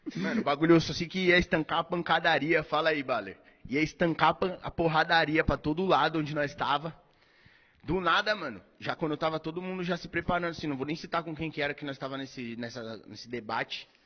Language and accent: Portuguese; São Paulo, Brazil; lá na minha quebrada, lá onde eu venho, que eu cresci, boa parte da minha infância e adolescência, bagulho tem a curva da morte, tá ligado? Que era, é na zona leste ali de São Paulo.